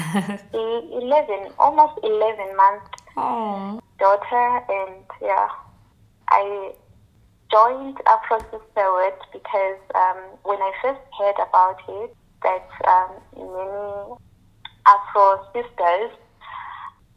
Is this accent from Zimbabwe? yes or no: yes; Zimbabwe; moved away as an adult; also born or lived in Austria / Switzerland; now in Germany; I was born and raised in Zimbabwe. Yeah, I came to Germany in 2007 when I was 19